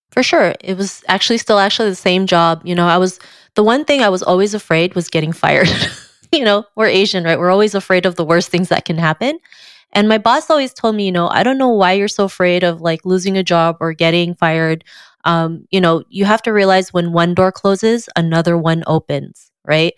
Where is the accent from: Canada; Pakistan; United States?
Canada; growing up in Canada, there was hardly any re, any representation for me